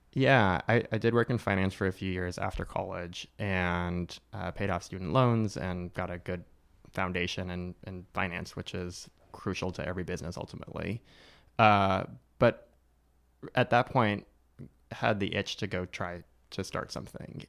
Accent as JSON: {"language": "English", "town": "Newport Beach", "region": "California", "country": "United States", "tie": "born or raised there", "said": "my parents came a couple years before I was born from Eastern Europe, from Romania and Hungary, and they ended up in Newport Beach, California"}